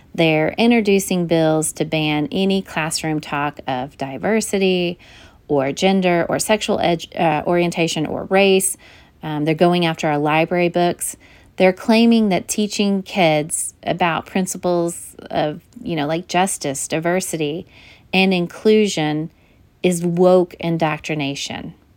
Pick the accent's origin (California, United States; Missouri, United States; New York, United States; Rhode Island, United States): Missouri, United States; my home state of Missouri